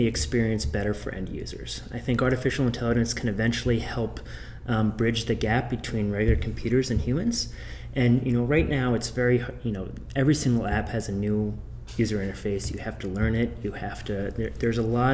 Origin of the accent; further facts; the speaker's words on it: Boston, Massachusetts, United States; I'm from Boston